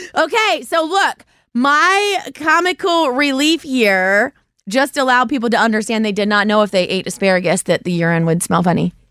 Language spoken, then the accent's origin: English; Ohio, United States; I am from Ohio. I live in Cincinnati.